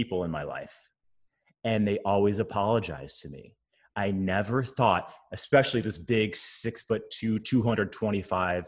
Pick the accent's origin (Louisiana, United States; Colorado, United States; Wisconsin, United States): Wisconsin, United States; a white boy growing up in Wisconsin